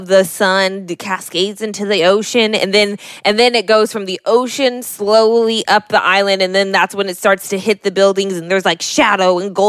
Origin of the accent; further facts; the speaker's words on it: California, United States; we're from California.